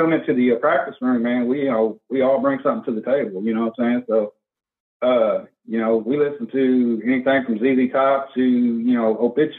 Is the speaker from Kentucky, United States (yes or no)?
yes; Louisville, Kentucky, United States; We're based out of Louisville, Kentucky.